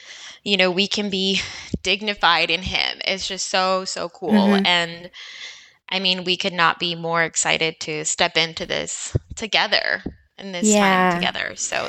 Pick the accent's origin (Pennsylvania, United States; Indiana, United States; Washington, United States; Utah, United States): Washington, United States; Walla Walla; moved away as an adult; I was not born in Walla Walla, but I spent most of my young years. I believe I moved to Walla Walla when I was 11. 2001.